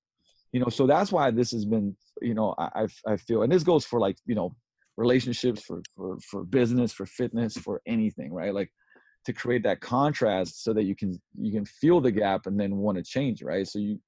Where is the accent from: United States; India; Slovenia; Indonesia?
Slovenia; English is a second language; also born or lived in London, United Kingdom; I was born in Yugoslavia, before the war, so it's still Yugoslavia. And when I was 7, we moved to London, and when I was 11, we moved back, right, pretty much around where the war happened. Then it became Slovenia.